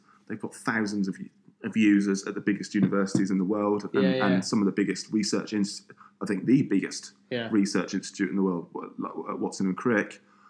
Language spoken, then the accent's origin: English; Scotland, United Kingdom; born there; Well, I was born in Scotland.